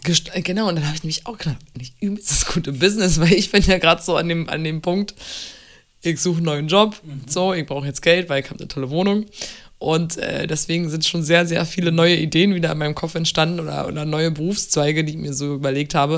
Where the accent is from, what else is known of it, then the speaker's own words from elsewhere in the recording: Berlin, Germany; also born or lived in Munich; Berlin ist meine Heimat, mein Zuhause, mein, mein Ort.